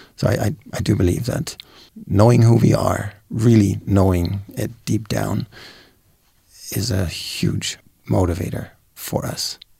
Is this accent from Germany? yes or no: yes; Germany; moved away; I'm from Germany